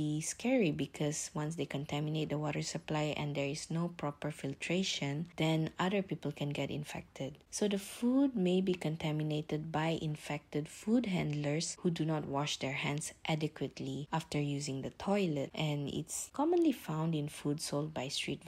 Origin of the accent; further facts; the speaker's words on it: Malaysia; I'm Malaysian.